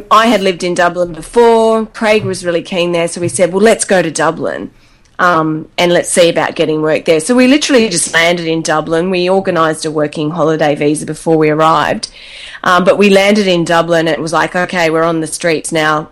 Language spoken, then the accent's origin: English; Australia